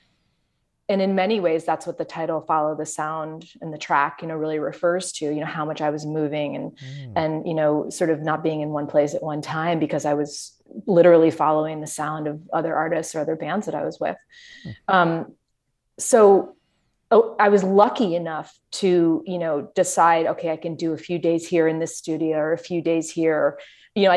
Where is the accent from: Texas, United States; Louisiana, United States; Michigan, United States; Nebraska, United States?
Michigan, United States; Grosse Pointe; moved away; also born or lived in New York; technically I grew up in Grosse Pointe, but you just say you lived in Detroit because we did. It's Metro Detroit